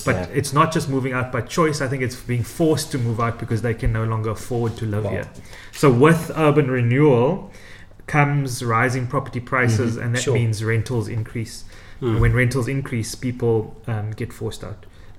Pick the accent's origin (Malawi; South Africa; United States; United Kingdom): South Africa; East London, Eastern Cape; moved away as an adult; now in Cape Town, South Africa; I am not from Cape Town. Actually, I grew up in East London.